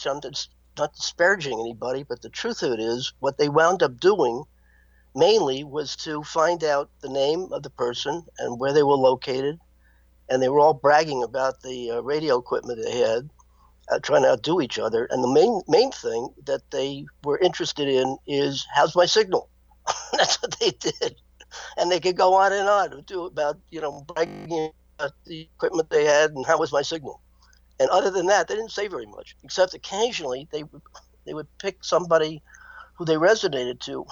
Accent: Miami, Florida, United States; As a boy growing up in Miami, Florida

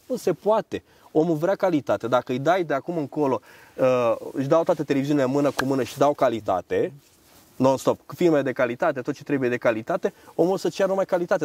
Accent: Romania

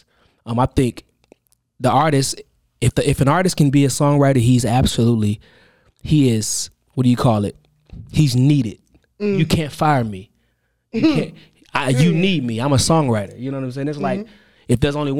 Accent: Benton Harbor, Michigan, United States; moved away; also born or lived in Atlanta; I'm from Michigan, Benton Harbor, born and raised.

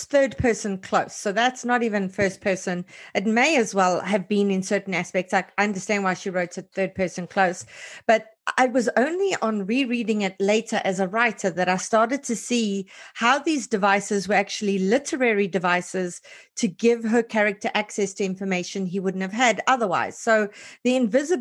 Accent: South Africa; as a South African

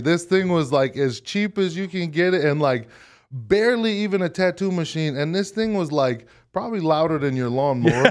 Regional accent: Hawaii, United States; moved away as an adult; now in Utah, United States; I grew up in Hawaii, and then when I came to Utah

